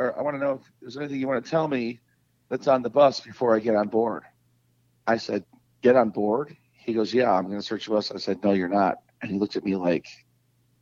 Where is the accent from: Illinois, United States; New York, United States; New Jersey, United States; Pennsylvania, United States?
Illinois, United States; Chicago; we're from Chicago